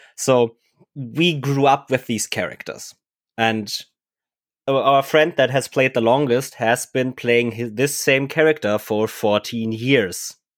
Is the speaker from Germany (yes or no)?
yes; Germany; English is a second language; we were all Germans. We didn't speak English very well at the time